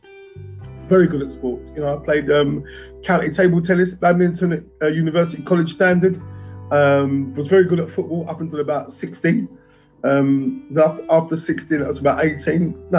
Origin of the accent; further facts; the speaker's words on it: London, United Kingdom; I grew up in West London, Jimmy. I grew up in a place called Acton